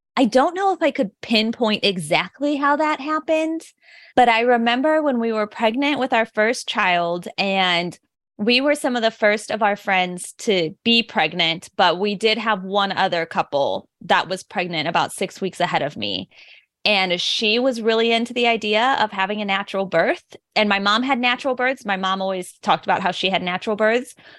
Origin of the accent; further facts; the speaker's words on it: suburb of St. Louis, Illinois side, United States; I am from, like, the Saint Louis, Missouri area, but actually in a suburb of Saint Louis on the Illinois side